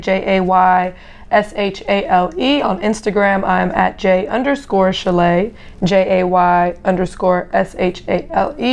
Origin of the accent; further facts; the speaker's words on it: Germany; also born or lived in Brooklyn; now in Atlanta, United States; I'm from Germany